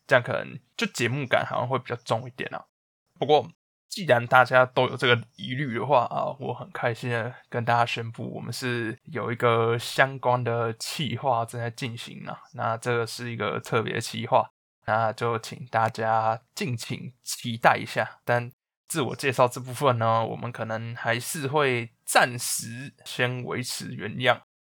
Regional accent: Taiwan; moved away; also born or lived in United Kingdom; 身为一个台湾人

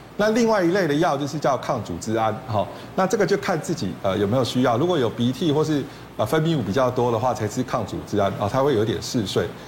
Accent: Taiwan; 草酸钙就是我们台湾人结石第一名最多的一种啊

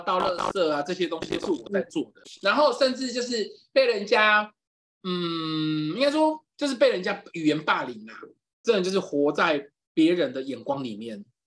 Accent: Yilan County, Taiwan; 就回宜兰，就是因为我是宜兰人嘛，就我，我妈就回宜兰

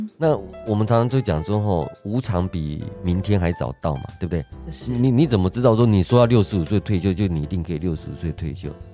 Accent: Taiwan; 我们自己身为台湾人，在这个土地长大

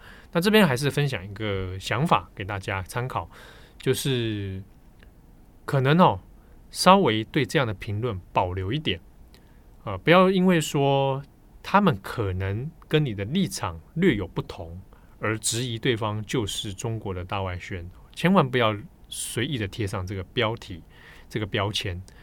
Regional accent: Taiwan; 身为一个台湾人，啊，你生长在台湾

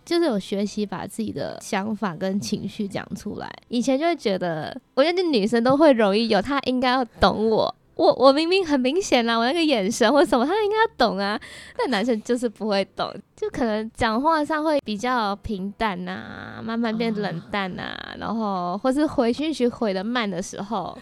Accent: Malaysia; moved away; 我是来自马来西亚

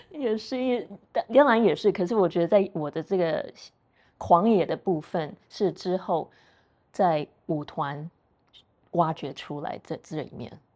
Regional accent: Taiwan; moved away; also born or lived in United States; 我是台湾人

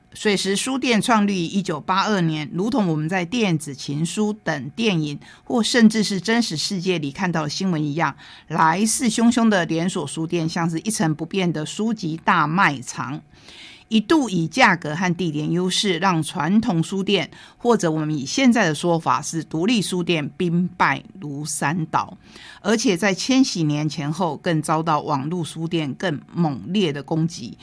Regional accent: Taitung County, Taiwan; 他是我们台东人

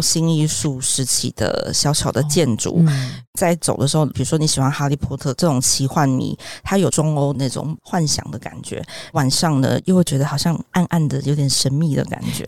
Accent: Taiwan; 我们在台湾都有身份证字号

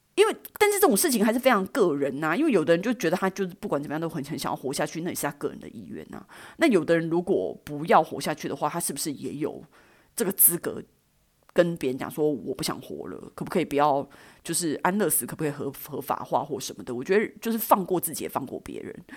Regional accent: Taiwan; 我们台湾人

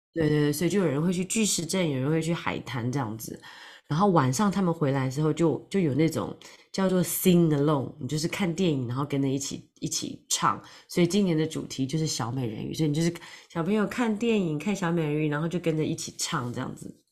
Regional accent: Taiwan; now in London, United Kingdom; 本来是从台湾来，我是从台湾来，然后住在伦敦

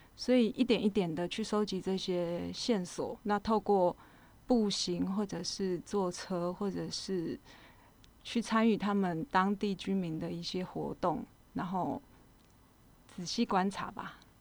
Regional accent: Pingtung County, Taiwan; moved away; also born or lived in Kaohsiung / Tainan / Taichung / Taipei; 我本身是屏东人，但是在高雄出生，那学习的背景就是一路北，往北发展，就是在台南的时候是学美，是美工科系，然后在台中的时候是，呃，造型科系，然后一直到台北是学，呃，造型所的雕塑组

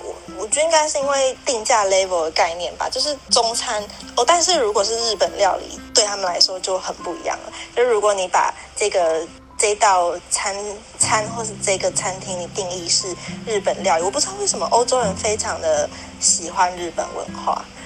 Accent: Taiwan; moved away; 你是我第一个认识的台湾人

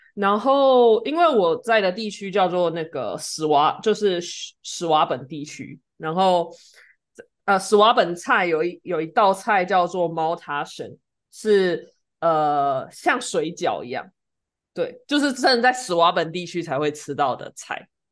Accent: Taiwan; now in Germany

